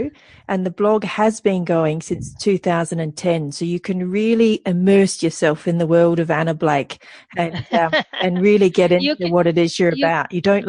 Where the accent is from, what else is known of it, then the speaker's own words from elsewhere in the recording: Australia; I'm Australian. We're not correct in the way we use the English language. We have our own way